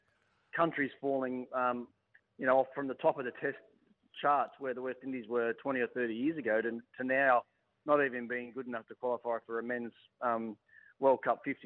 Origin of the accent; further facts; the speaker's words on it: Tasmania, Australia; moved away; my home state